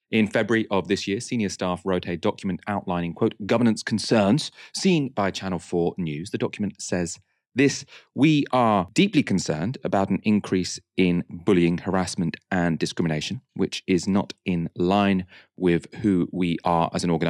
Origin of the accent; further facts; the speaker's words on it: United Kingdom; which are close to my heart as a British Pakistani woman in public life.